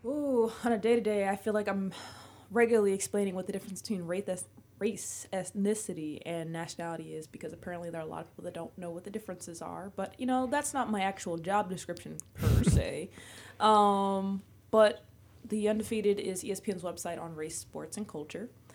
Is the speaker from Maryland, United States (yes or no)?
yes; Maryland, United States; I'm from Maryland